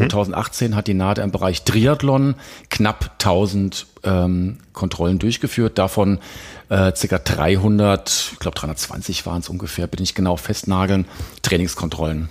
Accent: Hesse, Germany; moved away as an adult; also born or lived in Frankfurt / Ulm; now in Crailsheim, Germany; bin ja eigentlich Hesse

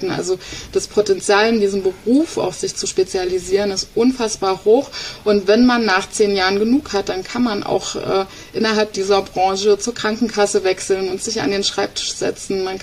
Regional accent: East Germany, Germany; Ich bin ja ein äh, Ostkind, ein Kind der DDR.

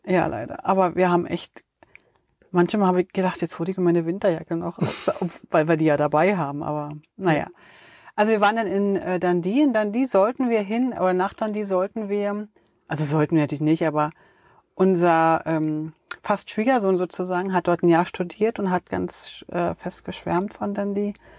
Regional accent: Germany; wir als Deutsche

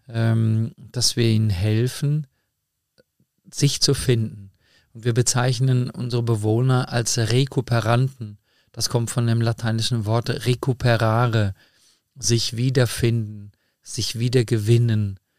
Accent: Meschede, North Rhine-Westphalia, Germany; born there; ich komme gebürtig aus Mesche, dem Sauerland.

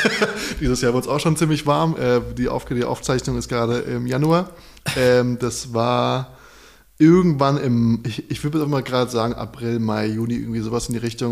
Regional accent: Darmstadt, Hesse, Germany; now in Berlin, Germany; ich zu Hause, wo ich herkomme, 30 Minuten wohin fahre, dann bin ich quasi von Darmstadt nach Frankfurt, von Darmstadt nach Heidelberg

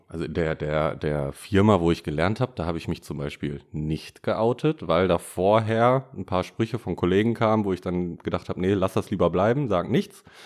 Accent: Bad Oeynhausen, North Rhine-Westphalia, Germany; da wo ich herkomme

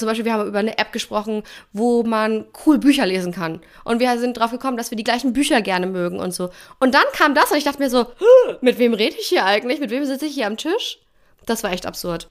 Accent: Germany; moved away as an adult; für mich dann als Deutsche nach Kanada zu ziehen

